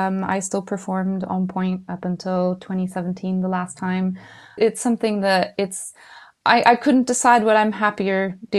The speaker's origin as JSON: {"language": "English", "country": "Mexico", "tie": "born or raised there", "moved": "yes", "said": "You know, I came from Mexico when I was growing up, so I'm old enough that I grew up in the late 80s, early 90s, and it wasn't renowned for its educational system."}